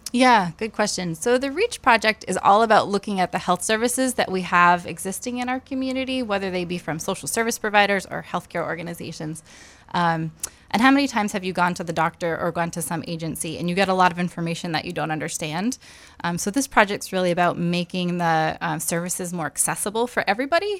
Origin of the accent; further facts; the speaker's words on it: Topsham, Maine, United States; also born or lived in Lewiston, Maine; I grew up in Topsom, actually, um, and went to college in Maine